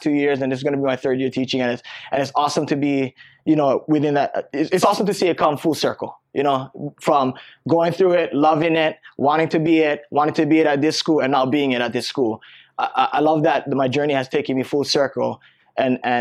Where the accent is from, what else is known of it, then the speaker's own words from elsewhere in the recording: Waialua, Hawaii, United States; growing up, I'm from Waialua, Oahu on the North Shore